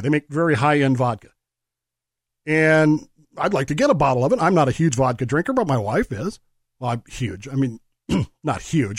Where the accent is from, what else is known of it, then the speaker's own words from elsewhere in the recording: Colorado, United States; When I was growing up in Colorado